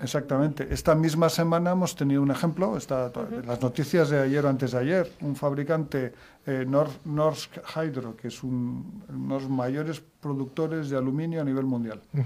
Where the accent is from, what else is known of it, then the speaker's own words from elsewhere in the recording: Madrid, Community of Madrid, Spain; yo soy de Madrid